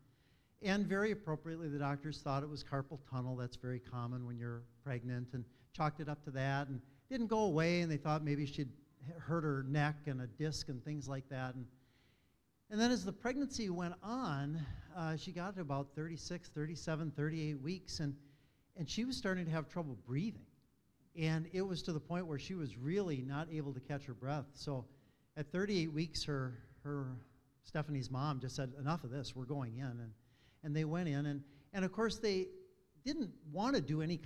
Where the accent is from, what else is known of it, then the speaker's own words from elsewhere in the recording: Prior Lake, Minnesota, United States; growing up in Prior Lake